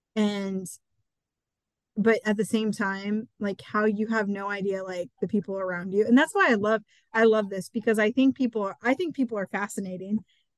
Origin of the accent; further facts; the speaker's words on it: Eastern Iowa, United States; I've only lived in my small town. You know, I'm from Eastern Iowa. Everywhere I've lived has really been a small town, but currently I live in the smallest town that I've lived in.